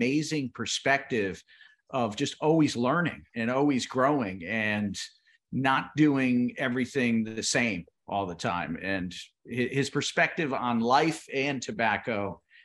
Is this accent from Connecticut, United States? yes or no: yes; Connecticut, United States; moved away as an adult; now in Nicaragua; I'm a guy from Connecticut that moved down to Nicaragua not knowing anything about the tobacco side.